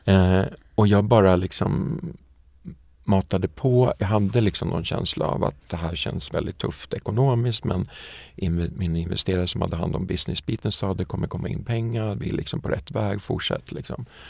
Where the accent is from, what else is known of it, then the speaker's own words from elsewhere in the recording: Västerås, Västmanland, Sweden; Alltså jag kommer från Västerås och en liten villastad utanför, eller villaby eller vad man ska säga, utanför Västerås som heter Hökåsen